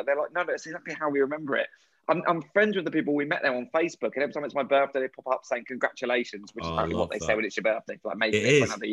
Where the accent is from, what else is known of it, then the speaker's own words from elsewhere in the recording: England, United Kingdom; we're English